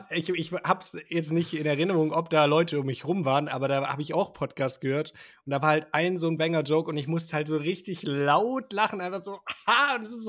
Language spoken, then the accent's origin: German; Schonungen, Bavaria, Germany; ich komme aus Schonungen bei Schweinfurt.